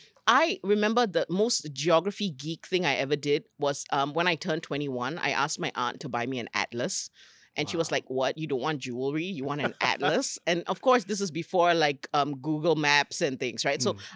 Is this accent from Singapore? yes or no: yes; Singapore; I'm a Singaporean from a very small island who had big dreams and wanted to learn about the world, right?